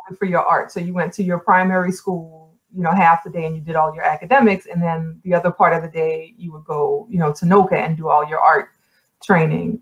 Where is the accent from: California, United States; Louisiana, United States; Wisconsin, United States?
Louisiana, United States; New Orleans; moved away as an adult; also born or lived in New York; I was born and raised in New Orleans, but in a lot of ways, I grew up in New York.